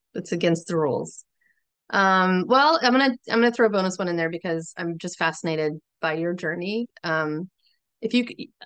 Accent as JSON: {"language": "English", "region": "Florida", "country": "United States", "tie": "born or raised there", "moved": "yes", "lives_now": "Maryland, United States", "said": "I grew up in Florida"}